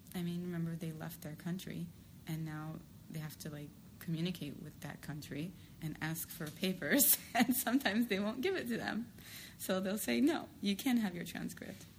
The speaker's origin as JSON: {"language": "English", "town": "New York City", "region": "New York", "country": "United States", "said": "I'm from New York City"}